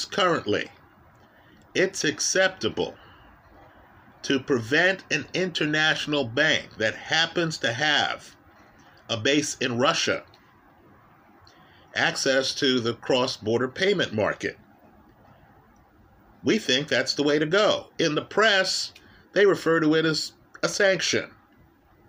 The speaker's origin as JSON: {"language": "English", "country": "Jamaica", "tie": "born or raised there", "moved": "yes", "lives_now": "United States", "said": "I was born in Jamaica or that I'm an American citizen."}